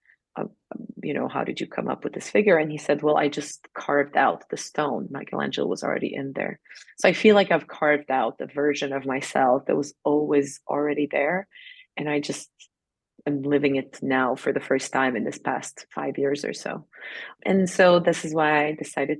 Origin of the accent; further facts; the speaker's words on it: Serbia; moved away as an adult; also born or lived in New York City, United States; I grew up in Serbia. I didn't have much money